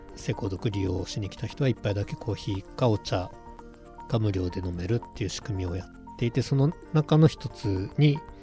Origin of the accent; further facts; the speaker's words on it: Mito, Ibaraki, Japan; also born or lived in Utsunomiya; now in Hitachi, Japan; 出身は水戸の川端